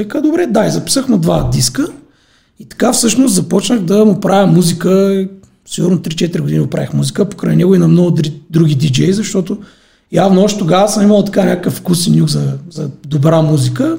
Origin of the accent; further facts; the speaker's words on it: Silistra, Silistra Province, Bulgaria; moved away as an adult; now in Sofia, Bulgaria; в моя роден град Селистра